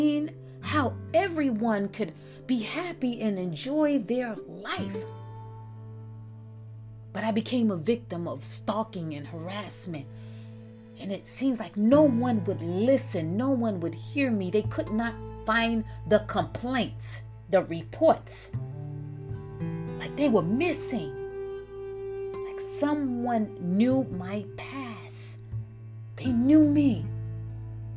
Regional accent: New York City, New York, United States; also born or lived in Nyack, New York / Valley Cottage, New York; I was born in Harlem, New York. The South Side, they say. Then we moved to the Bronx, New York, the South Side. From there, we moved upstate New York to Nyack and Valley Cottage

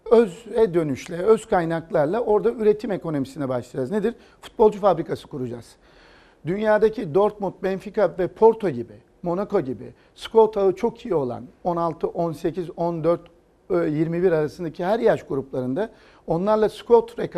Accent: Istanbul, Turkey; Ee, İstanbul'da doğdum, İstanbul'da büyüdüm.

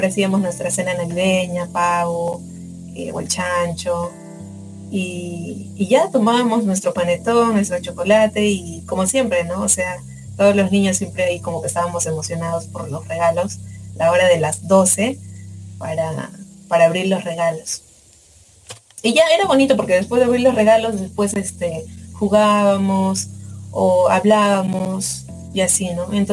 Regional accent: Spain; cosplayer de España, y les invito a seguir escuchando Radio Conexión.

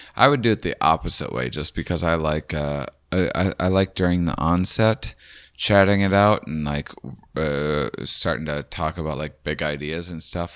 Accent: Midwest, United States; we're all from the Midwest

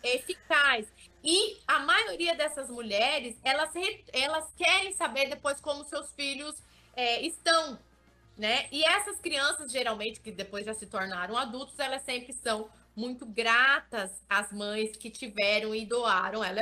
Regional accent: Vale do Ribeira, interior of São Paulo, Brazil; Eu sou do interior de São Paulo, sou de um lugar chamado Vale do Ribeira

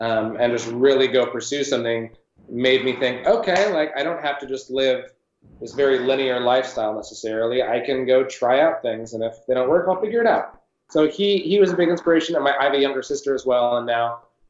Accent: San Francisco, California, United States; when I was young growing up in San Francisco

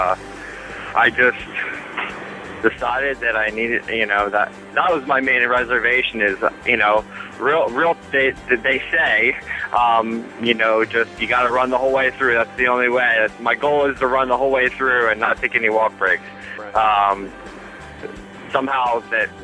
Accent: Harrisburg, Pennsylvania, United States; I'm from Harrisburg, Pennsylvania

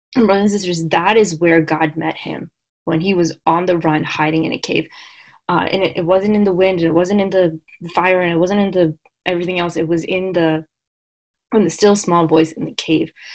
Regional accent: Long Island, New York, United States; I am from Long Island.

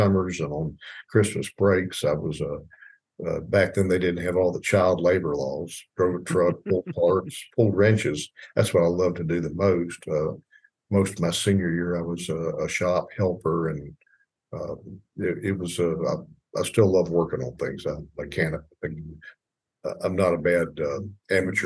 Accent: Chattanooga, Tennessee, United States; now in Knoxville, United States; And so I grew up in Chattanooga. That was in 1960. I was in first grade when we moved to Chattanooga

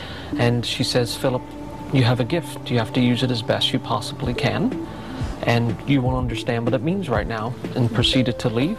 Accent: Northern Ireland, United Kingdom; I grew up in Northern Ireland. I'm the youngest of 7 boys

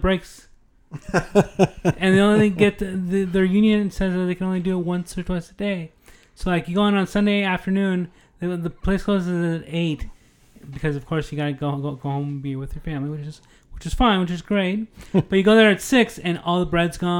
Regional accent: United States; also born or lived in Netherlands; I'm an American

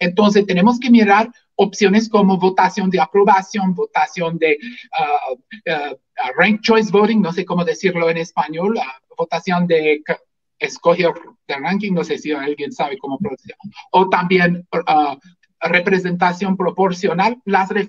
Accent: Washington, United States; Spanish is a second language; also born or lived in Puerto Rico; Soy ah, del estado de Washington, en Estados Unidos. Ah, realmente no soy latino por, por nacimiento. Ah, viví unos años en Puerto Rico durante la escuela de medicina y eso fue donde aprendí español

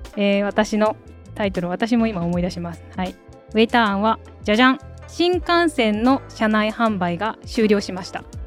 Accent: Chūgoku region, Japan; now in Tokyo, Japan; 私割と地元が中国地方とか遠めなので

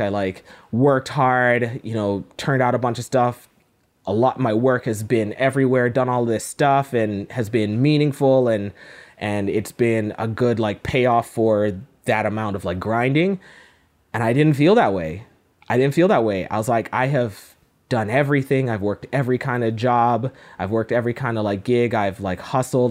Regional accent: Cayman Islands; now in Toronto, Canada; I am made in, uh, the Cayman Islands. That's where I was born and raised

